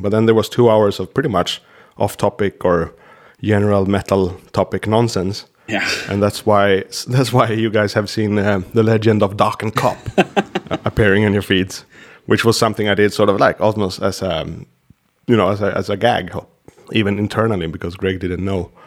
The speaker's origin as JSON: {"language": "English", "country": "Sweden", "second_language": "English", "said": "my countryman Peter Stormare is always doing Slavic guys in American shows because it's not that hard for us to do this kind of English"}